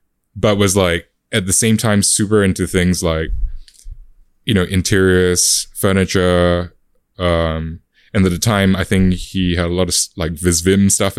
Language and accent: English; Adelaide, South Australia, Australia; Especially, like, you know, growing up in Adelaide as well, like, that's South Australia, that's probably, like, the equivalent of Perth.